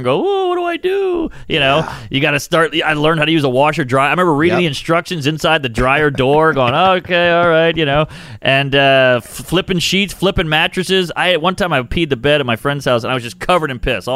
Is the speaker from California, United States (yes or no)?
no; New Orleans, Louisiana, United States; now in New York, United States; I grew up in Treme